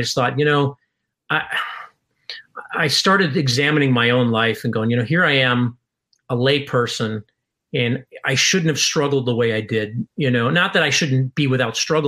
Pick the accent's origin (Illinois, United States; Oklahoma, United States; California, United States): Illinois, United States; Chicago; moved away as an adult; I'm from Chicago